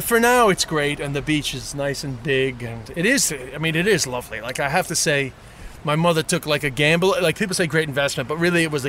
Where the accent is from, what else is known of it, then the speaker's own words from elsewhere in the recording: New York City, New York, United States; moved away; also born or lived in Ireland; my street, 188th Street, where I grew up, we sold to Chinese, but I guess there's about four white families left on the street.